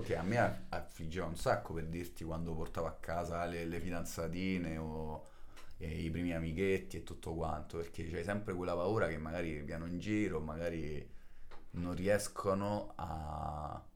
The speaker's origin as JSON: {"language": "Italian", "town": "Rome", "region": "Lazio", "country": "Italy", "first_language": "Italian Sign Language", "said": "vengo da Roma"}